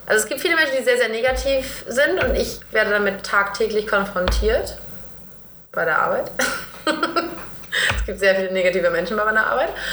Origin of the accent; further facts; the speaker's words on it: Northern Germany, Germany; ich bin Norddeutsche